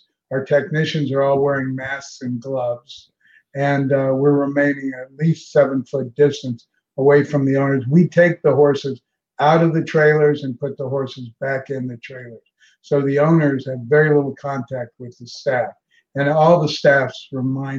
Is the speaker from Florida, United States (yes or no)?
yes; Ocala, Florida, United States; now in Palm Beach, United States; I grew up in Ocala